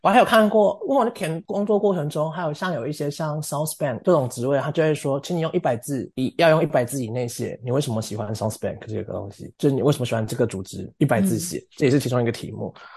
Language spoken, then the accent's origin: Chinese; Taiwan; moved away as an adult; now in London, United Kingdom; 我二十六岁来自台湾，然后我是一个剧场实践者